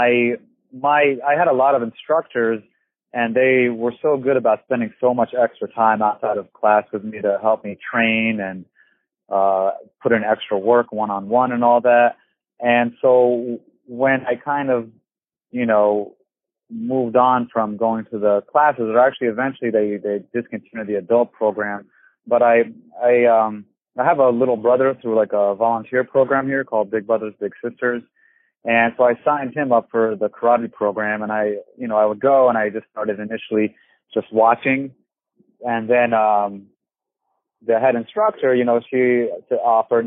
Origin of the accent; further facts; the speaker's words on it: New Jersey, United States; moved away as an adult; now in Florida, United States; I'm the son of Egyptian immigrants. I grew up in New Jersey in the United States. And moved down to Florida about the time I was 29 going on 30.